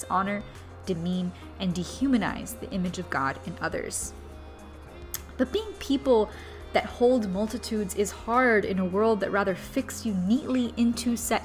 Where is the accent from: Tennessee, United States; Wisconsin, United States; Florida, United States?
Florida, United States; Miami; moved away; also born or lived in Louisiana / Los Angeles; growing up in Miami